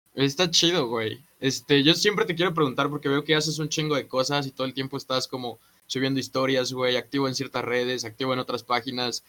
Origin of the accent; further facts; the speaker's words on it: Tlalnepantla de Baz, State of Mexico, Mexico; moved away; also born or lived in Xalapa, Veracruz; Soy de, de Tlanepantla